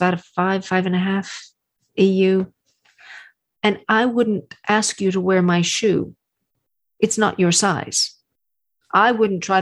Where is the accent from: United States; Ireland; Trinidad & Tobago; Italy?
United States; Texas; I'm from Texas. My grandparents had a ranch